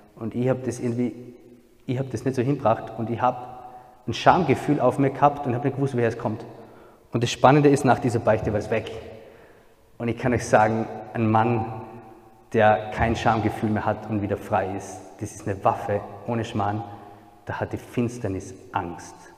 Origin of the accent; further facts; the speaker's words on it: a small village near Salzburg, Austria; Ich bin Österreicher, ähm, komme ursprünglich aus einem kleinen Dorf in der Nähe von Salzburg